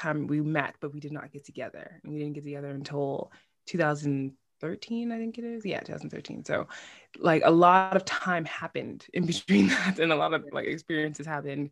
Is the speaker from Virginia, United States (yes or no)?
no; New York City, New York, United States; moved away as an adult; now in Iceland; I am originally from born and raised in Bushwick, New York, so Brooklyn, basically